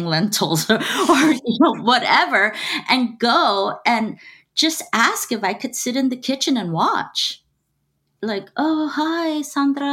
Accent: Los Angeles, California, United States; I was born and raised in East Los Angeles. So I am a Los Angeles native

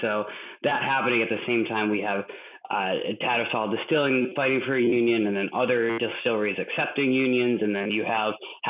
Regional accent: Massachusetts, United States; now in Minneapolis, United States; I grew up in Massachusetts, but in a town that is not very industrial

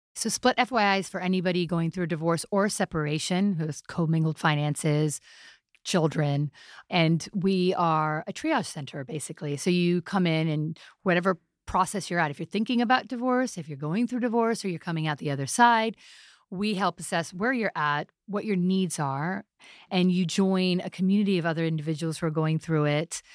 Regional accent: New York City, New York, United States; I'm a half Pakistani, half Italian, born in New York City.

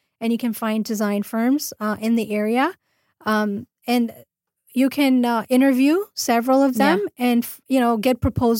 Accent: Orange County, California, United States; I'm actually from LA area. I'm from Orange County

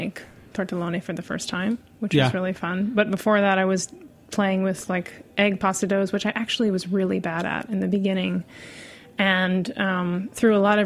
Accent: Annapolis, Maryland, United States; now in New York, United States; I grew up in Annapolis

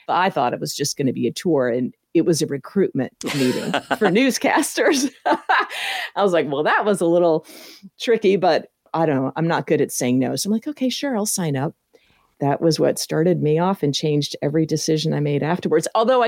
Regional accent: Tennessee, United States; I grew up mostly in Tennessee.

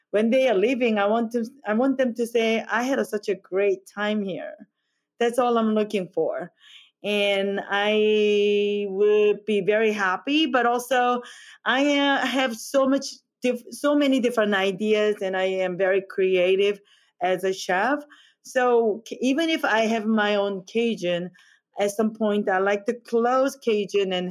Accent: South Korea; English is a second language; moved away as an adult; now in United States; I came from Korea and I, to go to the culinary school in 2009.

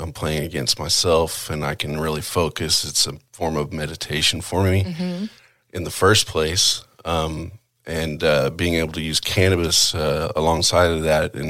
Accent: Chickasha, Oklahoma, United States; All over. A lot of different towns. But at that time, it was I was in school in Chickasha, Oklahoma.

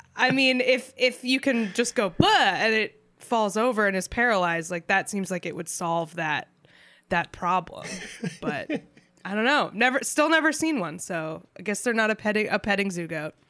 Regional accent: New Hampshire, United States; I grew up in New Hampshire, which is like relatively rural

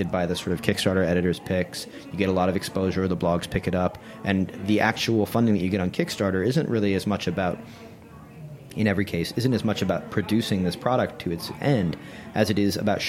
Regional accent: New York, United States; Obviously, I'm a New Yorker

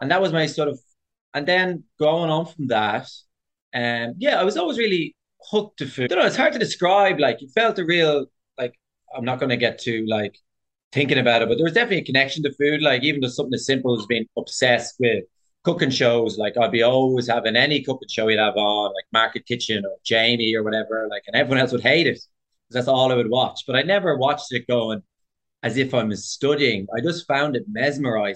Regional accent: Dublin, Leinster, Ireland; moved away as an adult; also born or lived in London, United Kingdom; I'm from Dublin, but my family are from Cork.

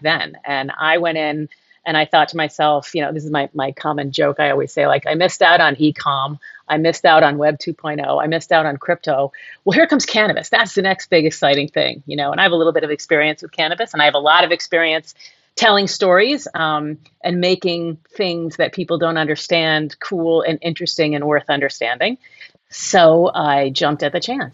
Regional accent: Boston, Massachusetts, United States; moved away as an adult; also born or lived in New York / Los Angeles; I moved back to the Boston area, which is where I'm originally from, I'm from New England

